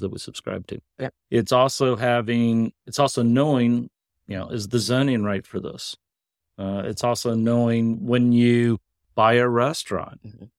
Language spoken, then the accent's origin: English; Kentucky, United States; I'm a hillbilly from Kentucky.